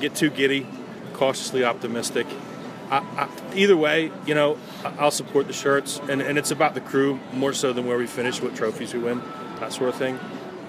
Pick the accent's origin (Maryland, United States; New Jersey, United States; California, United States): Maryland, United States; Baltimore; growing up in America